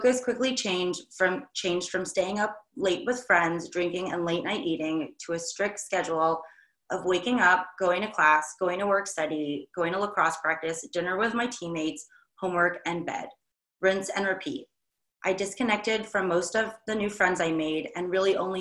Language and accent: English; New York, United States; I'm from New York